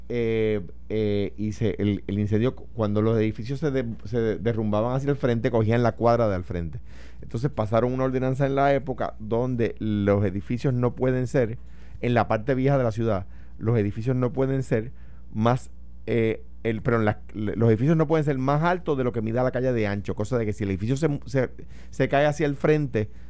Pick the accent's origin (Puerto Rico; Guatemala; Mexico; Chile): Puerto Rico; no, no, yo soy de esa nación. Tú te lo a creer. Yo soy